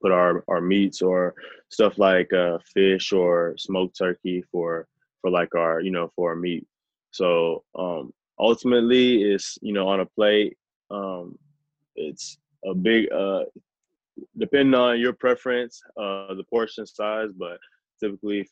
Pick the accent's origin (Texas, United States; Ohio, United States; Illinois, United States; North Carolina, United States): Texas, United States; Rowlett; I'm originally from Dallas, Texas, west suburbs, a city called Rowlett